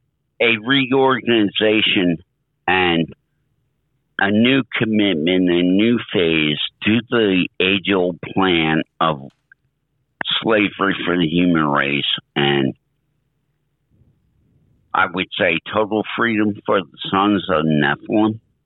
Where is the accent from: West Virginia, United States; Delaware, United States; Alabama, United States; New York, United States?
Delaware, United States; Arden; also born or lived in Philadelphia, Pennsylvania; Well, I was born in 1956 in Philadelphia, and we lived in the suburbs of Philadelphia in Delaware County until I was 3. And then we moved to Arden, Delaware.